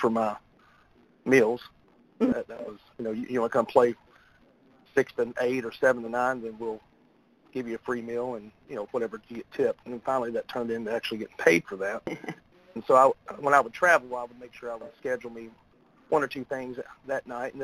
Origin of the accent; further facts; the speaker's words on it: United States; also born or lived in Portland, Tennessee / Scottsville, Kentucky / Westmoreland, Tennessee / Lexington, Kentucky; now in Nashville, United States; I was born in Portland, Tennessee, but we lived in Allen County, Scottsville, Kentucky, up until fourth grade before we moved across the state line into Westmoreland